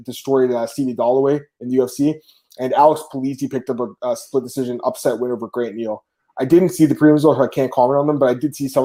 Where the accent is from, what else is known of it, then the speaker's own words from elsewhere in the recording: Canada; I'm Canadian